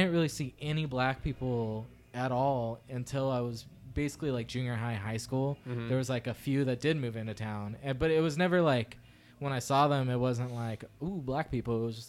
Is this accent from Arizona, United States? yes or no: no; California, United States; born or raised there